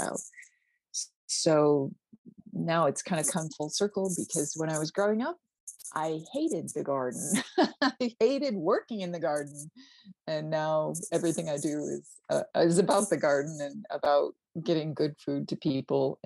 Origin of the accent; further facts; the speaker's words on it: Pennsylvania, United States; moved away as an adult; also born or lived in Alabama; now in Kentucky, United States; when we were growing up in Pennsylvania in the country